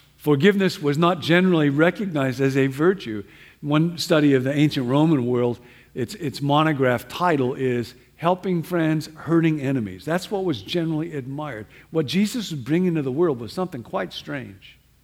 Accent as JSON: {"language": "English", "region": "Midwest", "country": "United States", "tie": "born or raised there", "moved": "yes", "said": "I grew up Baptist back in the Midwest"}